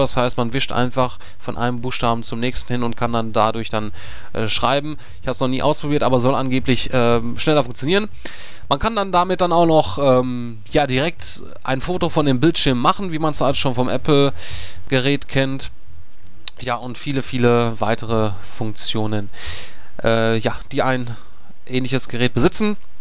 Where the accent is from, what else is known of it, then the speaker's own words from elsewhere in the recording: Germany; als äh, Deutscher